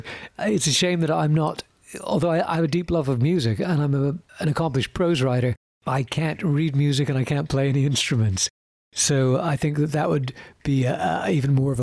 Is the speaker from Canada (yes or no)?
yes; Winnipeg, Manitoba, Canada; also born or lived in Britain; now in London, United Kingdom; would have been back in Winnipeg when I guess I was about 10 years old, 11, 12 years old